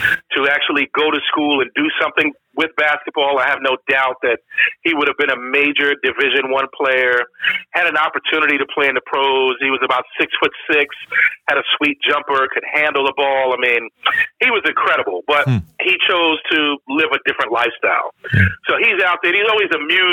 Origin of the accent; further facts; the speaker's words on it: New York City, New York, United States; I grew up in Brooklyn in New York City